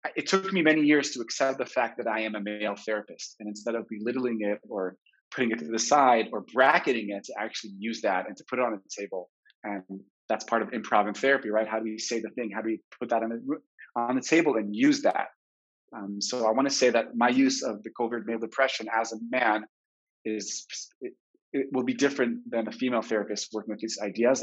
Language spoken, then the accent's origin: English; Jerusalem, Jerusalem District, Israel; So I grew up in French Hill, the conservative movement of the 80s, the bubble, the Anglo Saxon bubble in Jerusalem.